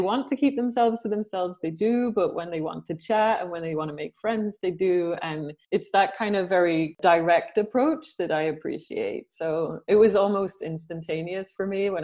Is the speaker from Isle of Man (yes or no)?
yes; Isle of Man; moved away as an adult; also born or lived in Ireland / London; now in Sweden; originally I'm from Ireland, but I was brought up in the Isle of Man. I lived there for a very long time.